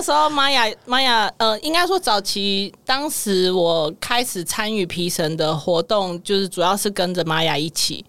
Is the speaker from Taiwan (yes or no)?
yes; Taipei, Taiwan; 因为我在台北市长大 我是在眷村啦